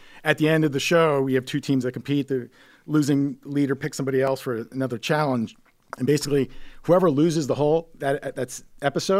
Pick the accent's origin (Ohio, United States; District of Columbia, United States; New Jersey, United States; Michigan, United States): New Jersey, United States; Mottville, Morris County; Mottville, New Jersey, Morris County